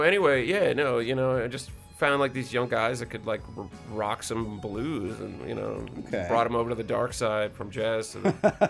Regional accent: Florida, United States; moved away; And I came from Florida too, right? So I'm a Florida guy

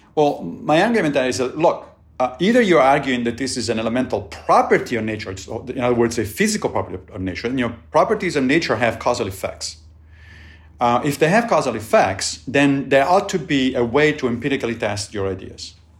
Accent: Rome, Lazio, Italy; moved away; I grew up in Italy and in, in Rome

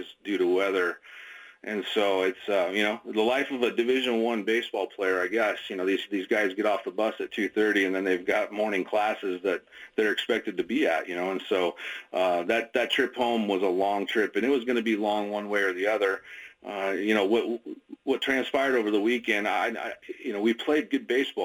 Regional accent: Oregon City, Oregon, United States; I grew up in Oregon City

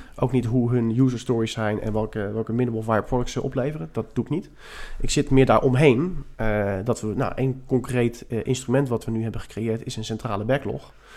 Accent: The Hague, South Holland, Netherlands; also born or lived in Scheveningen; Ik woon op Scheveningen, zoals we dat dan zeggen. Ik ben wel import. Ik ben Hagenees, Hagenaar.

